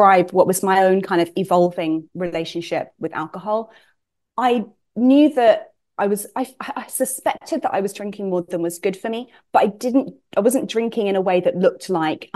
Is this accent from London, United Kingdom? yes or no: yes; London, United Kingdom; moved away as an adult; also born or lived in Suffolk / Miami, Florida; now in Brooklyn, United States; I was born in London, but grew up in Suffolk, which is a very rural county in England